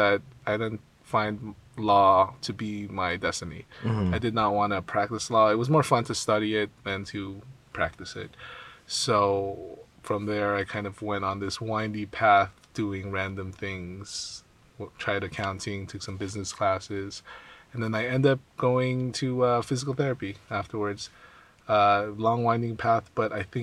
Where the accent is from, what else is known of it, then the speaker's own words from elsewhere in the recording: West Covina, California, United States; also born or lived in Philippines / Irvine, California / Walnut, California; I was born in the Philippines, and I came here when I was about like almost four. Mm-hmm. And then I grew up in West Covina